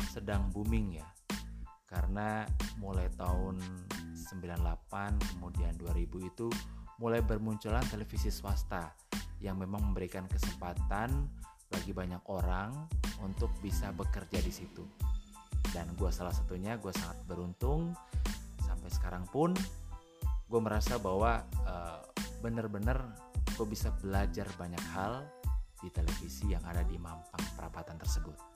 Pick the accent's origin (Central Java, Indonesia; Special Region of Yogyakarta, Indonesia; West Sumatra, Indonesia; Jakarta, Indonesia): Special Region of Yogyakarta, Indonesia; Yogyakarta; gue dari Yogyakarta, kemudian background gue juga sarjana ekonomi